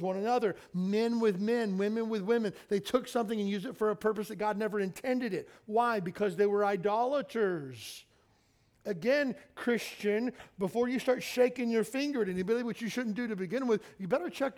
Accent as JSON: {"language": "English", "region": "Kentucky", "country": "United States", "tie": "born or raised there", "said": "I grew up in Kentucky."}